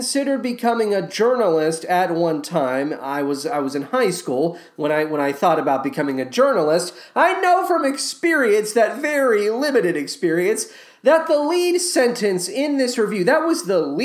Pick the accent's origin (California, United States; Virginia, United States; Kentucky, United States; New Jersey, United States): Kentucky, United States; Owensboro; now in Chicago, United States; Born in Owensboro, moved to Chicago